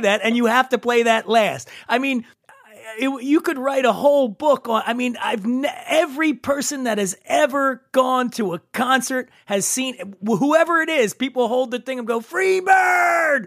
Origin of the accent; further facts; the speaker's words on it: Philadelphia, Pennsylvania, United States; I'm from Philly